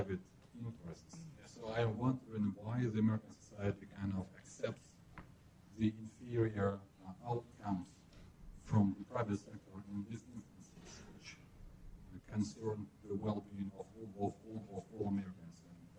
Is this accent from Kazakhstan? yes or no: yes; Kazakhstan; moved away as an adult; also born or lived in United States; now in United Kingdom; I'm from Kazakhstan.